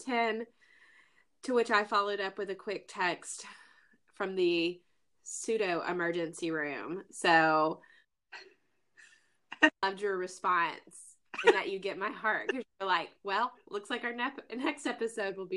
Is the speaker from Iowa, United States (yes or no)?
no; Tuscaloosa, Alabama, United States; moved away as an adult; also born or lived in Mississippi / Montgomery, Alabama / Mobile, Alabama; now in Austin, United States; I am originally from Tuscaloosa, Alabama, Roll Tide. And I grew up there pretty much my entire life.